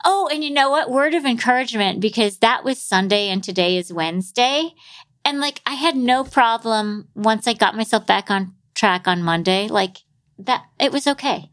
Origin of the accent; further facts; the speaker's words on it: New York City, New York, United States; I'm a New Yorker